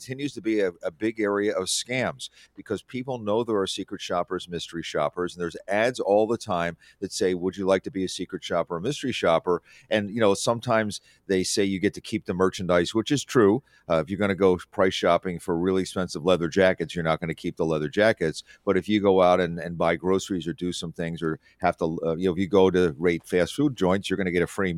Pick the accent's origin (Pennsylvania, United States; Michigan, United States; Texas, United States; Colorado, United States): Pennsylvania, United States; Philadelphia; I remember going to Gimbel's as a kid because I grew up in Philadelphia